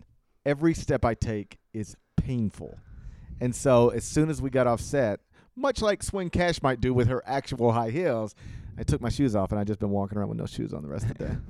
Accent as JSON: {"language": "English", "region": "Mississippi", "country": "United States", "tie": "born or raised there", "said": "I grew up in Mississippi."}